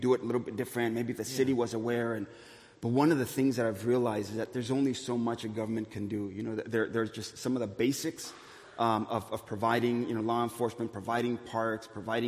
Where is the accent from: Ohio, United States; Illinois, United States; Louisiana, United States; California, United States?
California, United States; Los Angeles; moved away as an adult; now in Santa Ana, United States; growing up in East L.A.